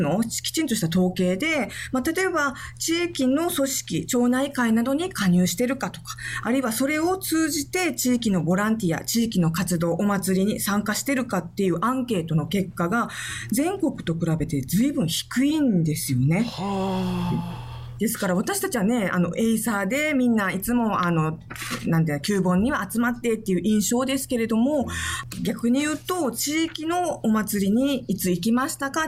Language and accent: Japanese; Okinawa, Japan; 私も沖縄県民ですし、沖縄出身なんですけれども